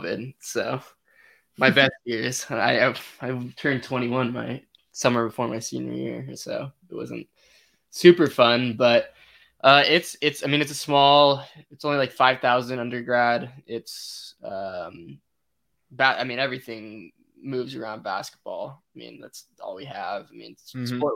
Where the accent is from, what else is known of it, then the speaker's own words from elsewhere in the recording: California, United States; moved away as an adult; I'm from California.